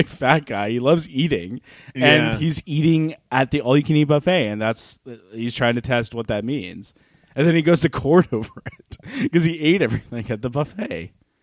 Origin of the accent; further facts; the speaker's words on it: Canada; we're Canadian